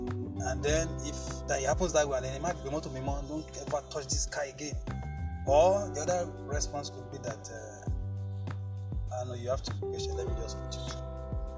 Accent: Kogi, Nigeria; the part where I began to understand my environment most was when I was growing up in Kogi, like my hometown.

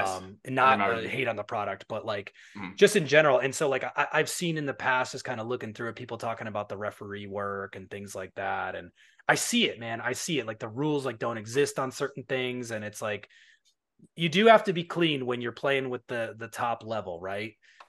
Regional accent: New York, United States; I'm from New York, but I don't have the accent like you do.

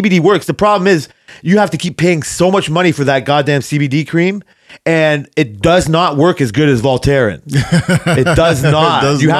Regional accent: Canada; But just because I'm Canadian

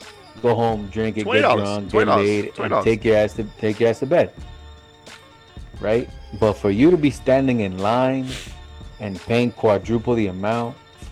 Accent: Miami, Florida, United States; Growing up in Miami, there was hurricanes

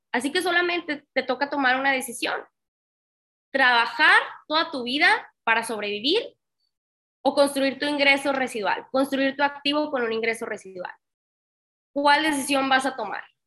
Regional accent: Tamaulipas, Mexico; moved away as an adult; also born or lived in Monterrey; Yo soy de Tamaulipas, mis papás seguían viviendo en Tamaulipas, yo viviendo en Monterrey

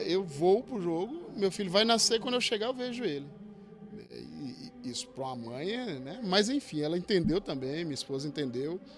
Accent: Northeast Region, Brazil; eu tive que me adaptar às condições daqui, o futebol daqui, que eu vim do Nordeste, então futebol diferente, o clima diferente.

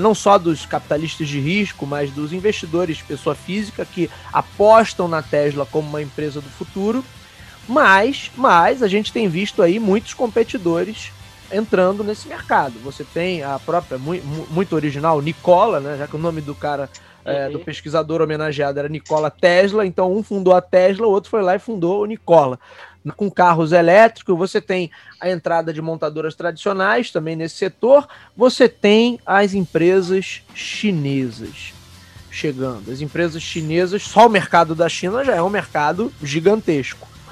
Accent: Rio de Janeiro, Brazil; Eu e Renan somos aqui do Rio de Janeiro

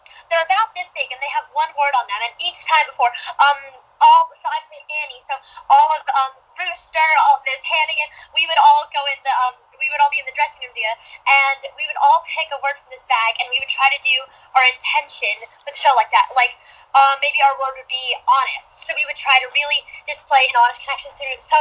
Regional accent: New Jersey, United States; also born or lived in Rumson, New Jersey; I'm from New Jersey, so I live 45 minutes outside of New York, but I live in Rumson, New Jersey, right by the beach

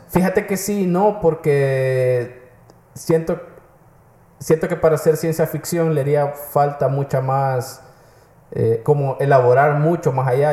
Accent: El Salvador

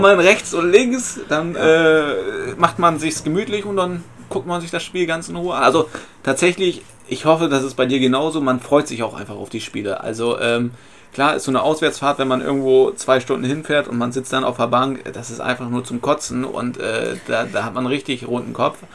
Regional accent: Bremen, Germany; also born or lived in Aumund, Bremen; Ich bin in Blumenthal geboren, mein Elternhaus war in Bockhorn, dann bin ich nach Aumund gezogen

